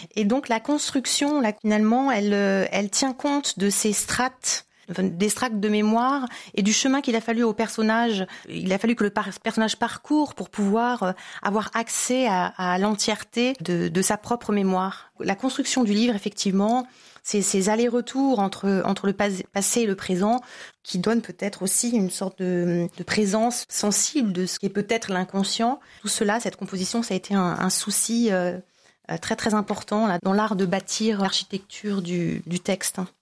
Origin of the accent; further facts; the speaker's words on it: France; moved away; also born or lived in Tunisia; en tant que française